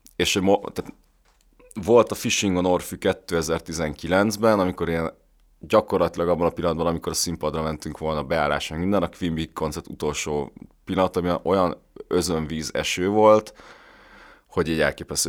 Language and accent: Hungarian; Budapest, Hungary; én Pesten születtem, meg itt nőttem fel